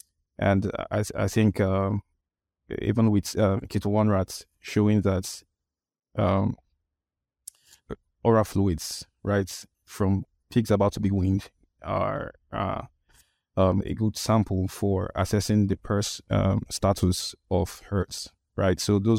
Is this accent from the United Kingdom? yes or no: no; Nigeria; English is a second language; I'm a vet. I'm from Nigeria. Nigeria is in West Africa.